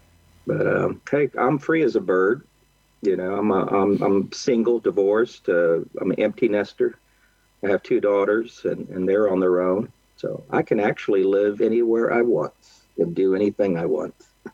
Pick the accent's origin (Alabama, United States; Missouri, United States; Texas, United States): Texas, United States; moved away as an adult; now in Oakland, United States; I grew up, I was born and raised in Texas and lived in Texas until literally about 12 months ago. And I moved to California. I'm in Northern Cal, which is specifically I'm in Oakland, the Bay Area, right across the bay from San Francisco.